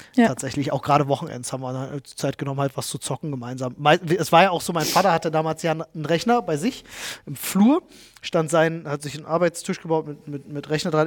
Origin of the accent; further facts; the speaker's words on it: Germany; wo ich aufgewachsen bin in Buko